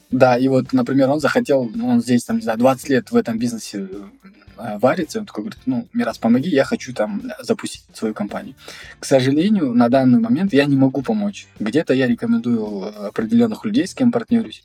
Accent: Almaty, Kazakhstan; я из Алматы

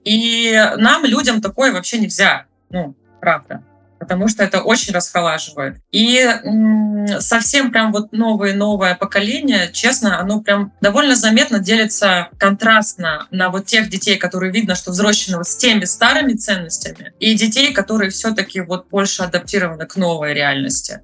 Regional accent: Krasnodar Krai, Russia; moved away as an adult; now in Trondheim, Norway; Я с Кубани.

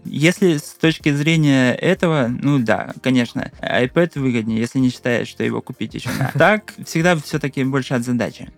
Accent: Russia; я только один из России был

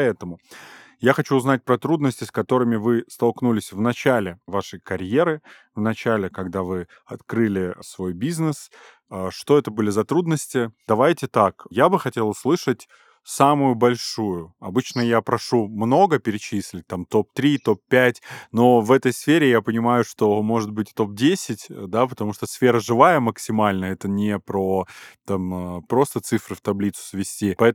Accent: Armenia; Тань, я вам как армянин скажу

